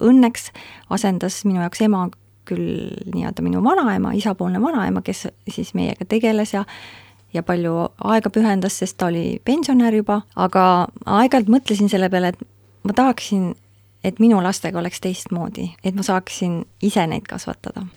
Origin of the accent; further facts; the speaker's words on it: Pärnu County, Estonia; also born or lived in Tartu; kolisime Pärnumaale Suiku, minu isa vanemate koju ja seal me siis elasime, kuni mina sain kaheksa-aastaseks, siis kolisime edasi Pärnusse